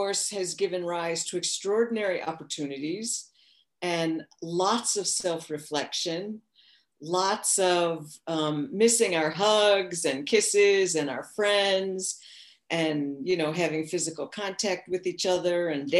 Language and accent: English; United States; moved away as an adult; also born or lived in Rio de Janeiro, Brazil / São Paulo, Brazil; as an American girl